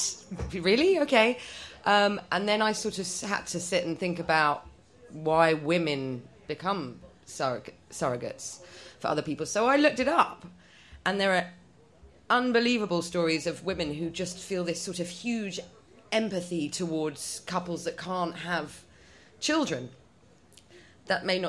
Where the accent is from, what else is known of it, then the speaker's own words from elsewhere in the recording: London, United Kingdom; first language Polish; English is a second language; I'm first generation English.